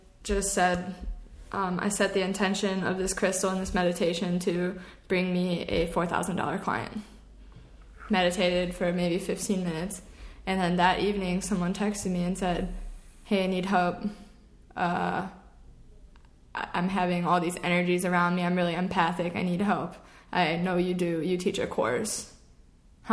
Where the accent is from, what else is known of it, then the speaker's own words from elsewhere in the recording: Chicago, Illinois, United States; I was born in Chicago, Illinois